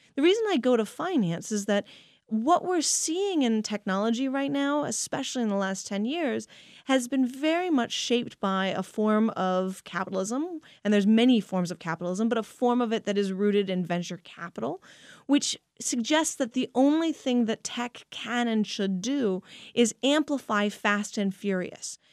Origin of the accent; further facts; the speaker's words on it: Pennsylvania, United States; growing up in Pennsylvania.